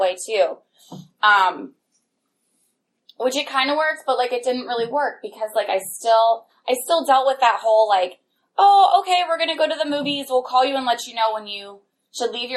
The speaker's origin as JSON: {"language": "English", "town": "Upper Arlington", "region": "Ohio", "country": "United States", "tie": "born or raised there", "said": "growing up in Upper Arlington, it was a suburb of Columbus."}